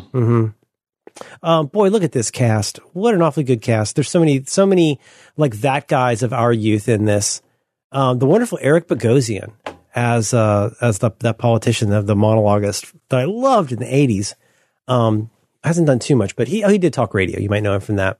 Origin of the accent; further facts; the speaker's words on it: Northern California, United States; I'm from Northern California